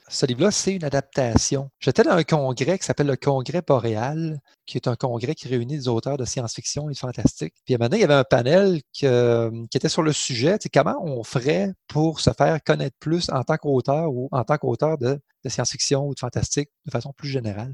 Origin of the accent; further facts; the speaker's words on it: Saint-Odilon-de-Cranbourne, Quebec, Canada; j'ai grandi en Beauce